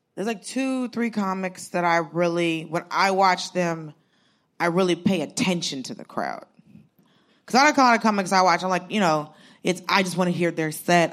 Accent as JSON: {"language": "English", "region": "Georgia", "country": "United States", "tie": "born or raised there", "said": "I grew up in Georgia. I grew up in the, like, I'm Southern."}